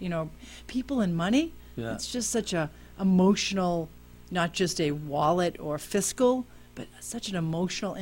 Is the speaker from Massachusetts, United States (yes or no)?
yes; Worcester, Massachusetts, United States; also born or lived in upstate New York; now in Malden, United States; 2007, I moved here from upstate New York, actually, but I'm originally from Worcester